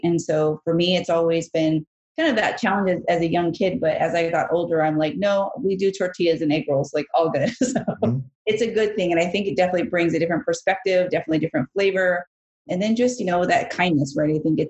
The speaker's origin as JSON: {"language": "English", "region": "Bangkok", "country": "Thailand", "tie": "born there", "said": "I was born in Bangkok, Thailand. I'm Asian and Mexican."}